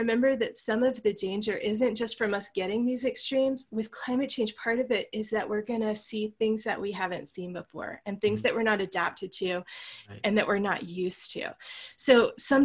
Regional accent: Virginia near the coast, United States; now in Colorado, United States; Where I grew up in Virginia near the coast, we almost never got snow

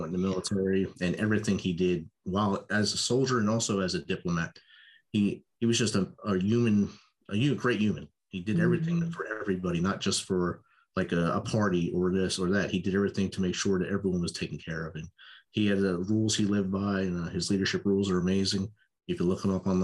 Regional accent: United States; also born or lived in New Jersey; I grew up Italian in New York and New Jersey

